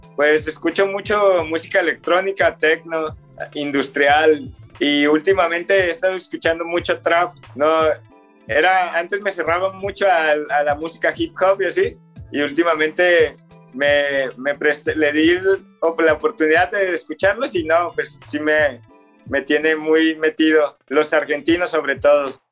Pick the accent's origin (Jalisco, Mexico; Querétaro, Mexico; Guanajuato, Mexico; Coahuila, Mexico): Jalisco, Mexico; Guadalajara; Los cuatro somos de Guadalajara, pues somos de diferentes zonas